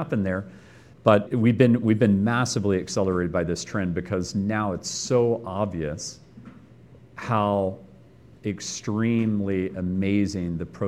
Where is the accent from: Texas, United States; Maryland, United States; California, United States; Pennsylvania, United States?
Texas, United States; Austin; moved away as an adult; also born or lived in Silicon Valley; Growing up in Austin